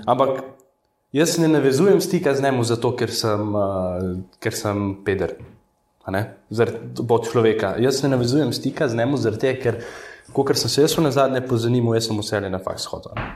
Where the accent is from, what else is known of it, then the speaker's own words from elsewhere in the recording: Rafolče, Central Slovenia, Slovenia; so me pa vrgli v rejniško družino, v Rafalče, Okay. To je tam blizu domžaveške